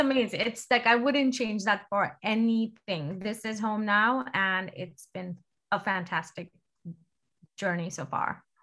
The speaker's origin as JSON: {"language": "English", "country": "India", "tie": "born or raised there", "moved": "as an adult", "lives_now": "Seattle, United States", "said": "I was born and raised in India."}